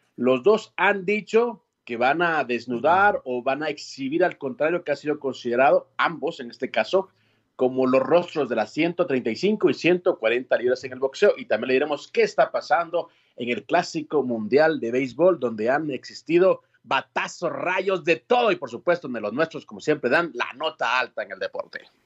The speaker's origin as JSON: {"language": "Spanish", "country": "Guatemala", "moved": "yes", "said": "aquí estoy en mi tierra, obviamente ya también ahí salpicado con el acento de este hermoso país"}